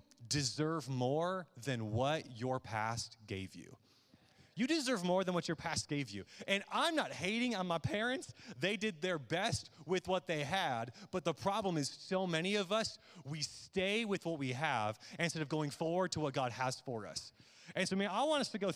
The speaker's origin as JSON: {"language": "English", "town": "Midland", "region": "Michigan", "country": "United States", "tie": "born or raised there", "said": "growing up in Midland, Michigan, where I was born and raised"}